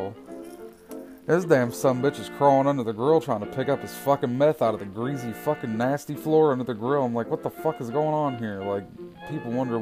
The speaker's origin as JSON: {"language": "English", "region": "West Virginia", "country": "United States", "tie": "born or raised there", "said": "growing up in West Virginia"}